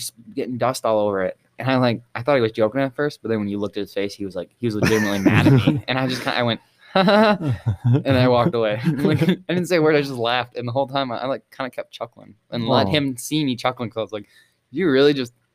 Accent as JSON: {"language": "English", "town": "Stephenson", "region": "Michigan", "country": "United States", "tie": "born or raised there", "said": "I grew up in Stevenson, so it's a little bit more north"}